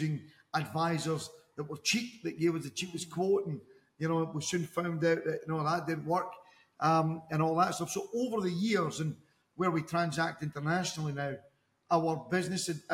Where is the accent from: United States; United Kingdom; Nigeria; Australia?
United Kingdom; Dundee, Scotland; moved away as an adult; now in Dubai, United Arab Emirates; Originally from Scotland in the UK. I'm actually from the east coast of Scotland in a city called Dundee